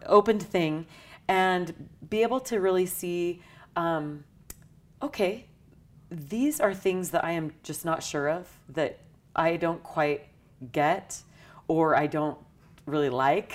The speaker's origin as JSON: {"language": "English", "town": "St. George", "region": "Utah", "country": "United States", "tie": "born or raised there", "said": "I grew up in Southern Utah in Saint George."}